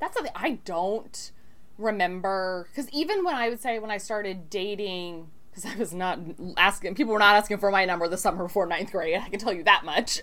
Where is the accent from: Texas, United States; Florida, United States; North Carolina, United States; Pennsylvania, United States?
Texas, United States; I'm Texan